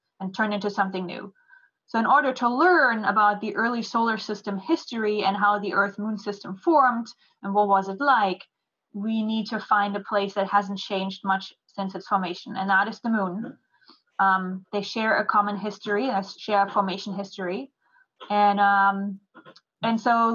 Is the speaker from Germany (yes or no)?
yes; Germany; moved away as an adult; also born or lived in New Jersey; now in Houston, United States; I'm from Germany. So I grew up there